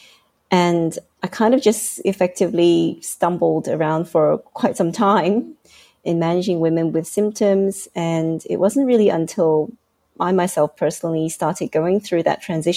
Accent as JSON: {"language": "English", "country": "Hong Kong", "tie": "born or raised there", "also_born_or_lived": "Australia", "moved": "as an adult", "said": "Originally, I grew up in Hong Kong"}